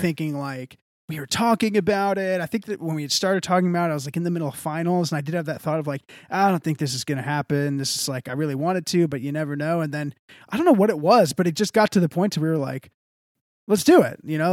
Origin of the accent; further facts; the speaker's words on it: Texas, United States; I'm from the South. I'm from Texas